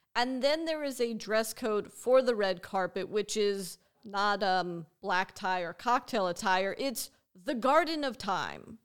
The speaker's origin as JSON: {"language": "English", "town": "Los Angeles", "region": "California", "country": "United States", "tie": "born or raised there", "said": "as someone who grew up here"}